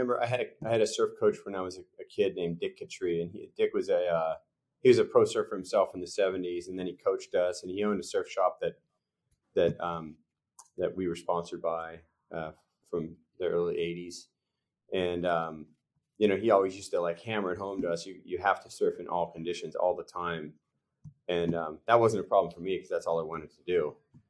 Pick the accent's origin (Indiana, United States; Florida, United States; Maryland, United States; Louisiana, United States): Florida, United States; cause I'm from Florida.